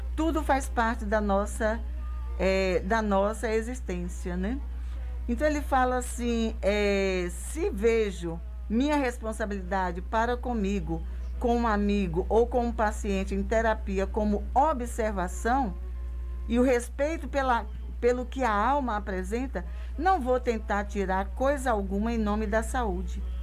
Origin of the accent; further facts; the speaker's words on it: Brazil; Eu nasci em Tarantim, nasci na roça do meu avô, depois eu fui para a cidade bem pequenininha